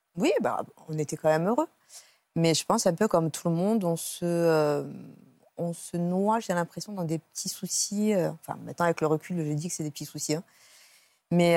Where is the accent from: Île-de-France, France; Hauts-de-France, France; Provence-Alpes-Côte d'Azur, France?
Provence-Alpes-Côte d'Azur, France; Cannes; je suis originaire de Cannes, je faisais mes études à Aix.